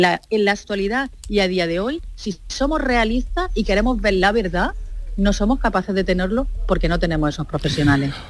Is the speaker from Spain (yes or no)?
yes; Andalusia, Spain; nosotros como andaluces